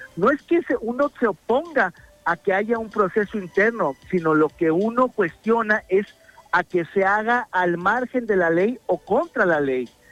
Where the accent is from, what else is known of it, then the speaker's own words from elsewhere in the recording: Mexico; como mexicanos